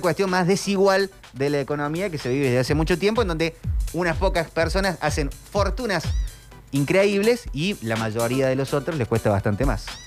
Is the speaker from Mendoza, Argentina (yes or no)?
yes; Mendoza, Argentina; now in Córdoba, Argentina; soy como yo mendocino turco